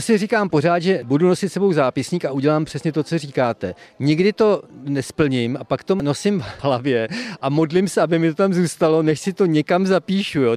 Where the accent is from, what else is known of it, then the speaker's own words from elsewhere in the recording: Dačice, South Bohemian Region, Czechia; moved away as an adult; now in Jindřichův Hradec, Czechia; já jsem z Dačic, první koskový cukr na světě, to je mé rodné město, kde jsem studoval gymnázium, chodil tam do mateřské školy